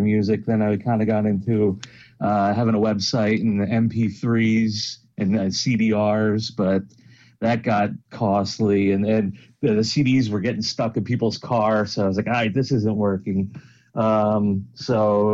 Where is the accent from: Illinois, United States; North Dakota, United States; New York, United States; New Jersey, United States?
New Jersey, United States; I'm from New Jersey